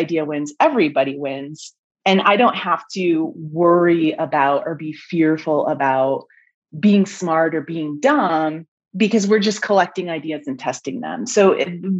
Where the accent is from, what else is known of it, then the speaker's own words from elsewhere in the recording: Mammoth Lakes, California, United States; I was working for the tourism bureau for my hometown in Mammoth Lakes, California